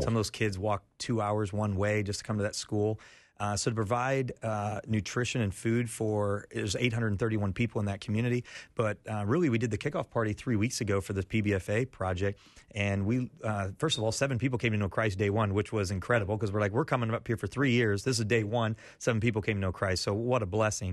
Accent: Iowa, United States; moved away as an adult; also born or lived in Florida; now in Haiti; I grew up in Iowa

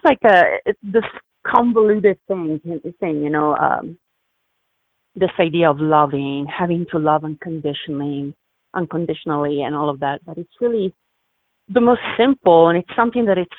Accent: Milan, Lombardy, Italy; moved away; I'm originally from Milan. I'm from Italy.

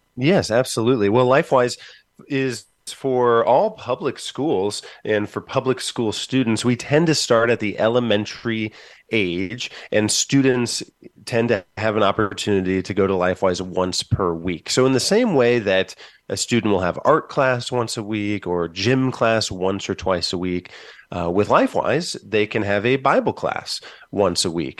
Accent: Van Wert, Ohio, United States; moved away as an adult; now in Columbus, United States; My hometown started, of Van Wert, Ohio, started a release time program

